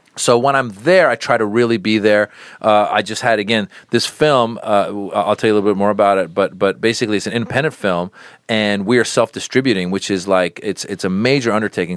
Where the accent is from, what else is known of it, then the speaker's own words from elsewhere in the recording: United States; also born or lived in Iran; I was born in Iran, uh, grew up in America. Since I was six years old, we came around the time of the revolution